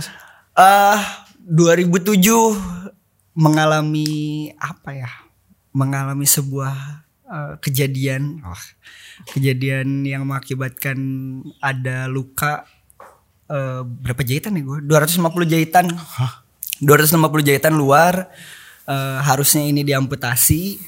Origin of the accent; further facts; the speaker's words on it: Bandung, West Java, Indonesia; gaul di situ SD SMP